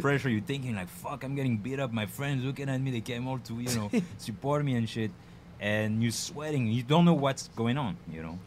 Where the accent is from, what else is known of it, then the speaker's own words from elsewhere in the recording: near Paris, Île-de-France, France; English is a second language; moved away as an adult; also born or lived in Bedford-Stuyvesant, New York, United States; now in United States; I'm coming from France, near Paris. Uh, been here for now almost 10 years.